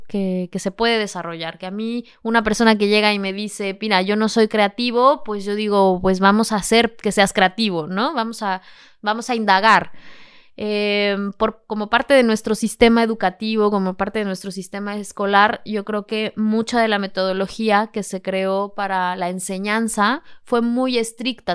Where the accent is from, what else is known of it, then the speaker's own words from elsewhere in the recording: Mexico City, Mexico; moved away as an adult; now in Seville, Spain; Vengo de la Ciudad de México. Yo soy mexicana y vivo en Sevilla